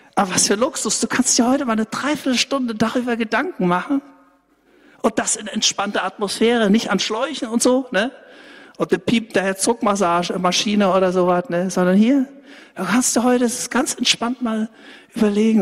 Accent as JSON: {"language": "German", "region": "Saxony", "country": "Germany", "said": "bei uns in Sachsen"}